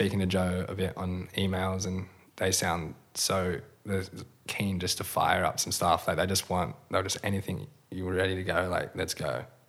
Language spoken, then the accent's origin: English; Western Australia, Australia; Yeah, for sure.